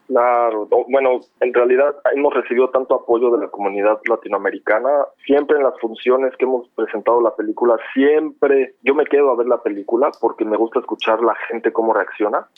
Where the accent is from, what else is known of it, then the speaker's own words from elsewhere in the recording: Mexico City, Mexico; moved away as an adult; also born or lived in Prague, Czech Republic; now in Düsseldorf, Germany; yo soy de la Ciudad de México